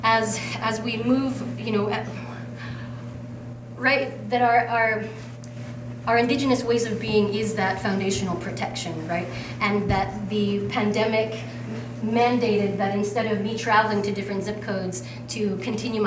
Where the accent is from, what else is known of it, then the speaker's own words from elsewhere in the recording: Juneau, Alaska, United States; I'm from Juneau, Alaska